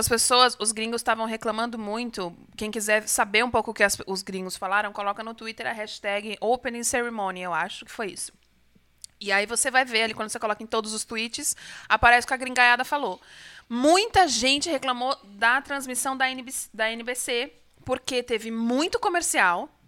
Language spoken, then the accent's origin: Portuguese; Brazil; eu sou brasileira